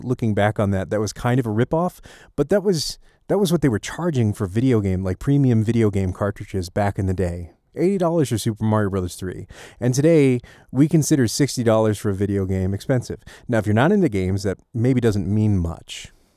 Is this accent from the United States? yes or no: yes; United States; we as an American populace